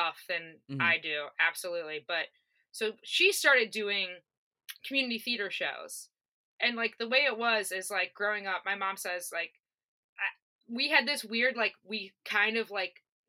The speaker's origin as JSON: {"language": "English", "region": "Northwest Indiana", "country": "United States", "also_born_or_lived": "Chicago", "said": "I was living with my parents, so I was commuting from Northwest Indiana"}